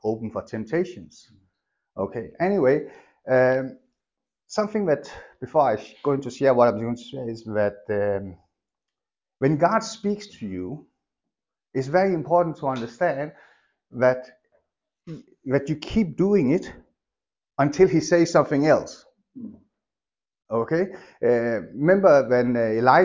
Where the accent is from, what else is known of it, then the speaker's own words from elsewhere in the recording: Denmark; moved away; I grew up in Denmark.